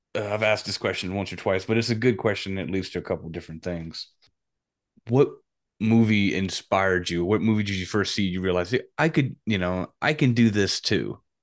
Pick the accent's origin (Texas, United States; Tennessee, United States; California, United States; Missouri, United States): Tennessee, United States; Union City; now in Nashville, United States; we're originally from Union City